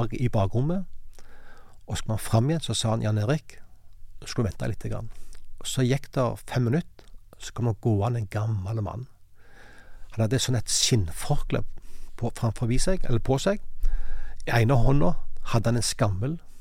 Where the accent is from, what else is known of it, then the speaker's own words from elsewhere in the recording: Sandnes, Rogaland, Norway; Jeg kommer fra Hana utenfor Sandnes